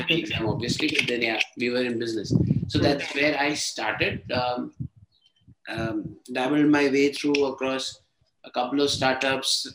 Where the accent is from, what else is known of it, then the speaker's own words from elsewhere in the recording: Ahmedabad, Gujarat, India; moved away as an adult; also born or lived in Kerala / Chennai / Bangalore / Hyderabad; now in Mumbai, India; I'm a Tamilian from Kerala, mm-hmm. Born and brought up in Ahmedabad.